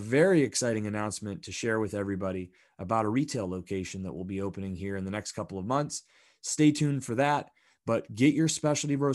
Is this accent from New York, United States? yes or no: no; Pennsylvania, United States; I grew up in Pennsylvania, and I still live in Pennsylvania now.